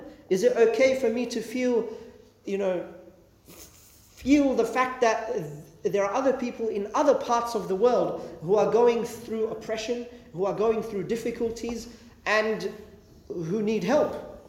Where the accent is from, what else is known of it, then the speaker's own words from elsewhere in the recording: Australia; I'm a Muslim. What does that mean for me as an Australian as well? How do I deal with that? Am I loyal to Australia?